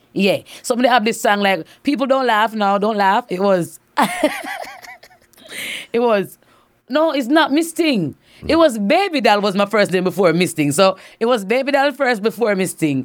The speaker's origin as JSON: {"language": "English", "region": "Saint Catherine Parish", "country": "Jamaica", "tie": "born or raised there", "said": "growing up in Saint Catharines was very nice"}